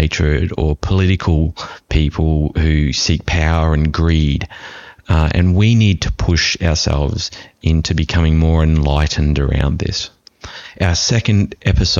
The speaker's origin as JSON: {"language": "English", "country": "Australia", "said": "having being an Australian"}